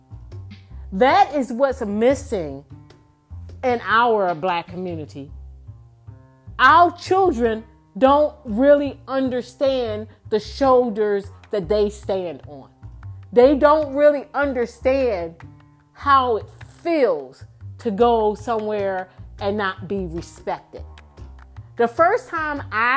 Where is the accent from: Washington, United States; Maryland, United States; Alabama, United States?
Maryland, United States; Baltimore; moved away as an adult; also born or lived in Houston, Texas; I grew up in Baltimore City.